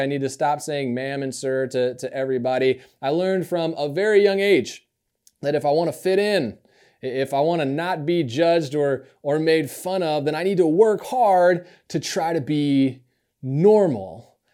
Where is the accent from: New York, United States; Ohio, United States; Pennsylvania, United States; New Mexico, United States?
New York, United States; upstate; born or raised there; also born or lived in Alabama